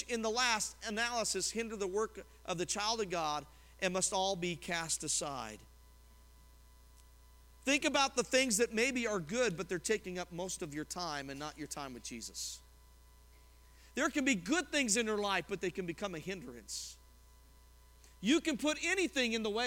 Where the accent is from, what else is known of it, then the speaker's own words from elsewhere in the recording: Colorado, United States; as a kid, I grew up in Colorado, and we'd have big blizzards out there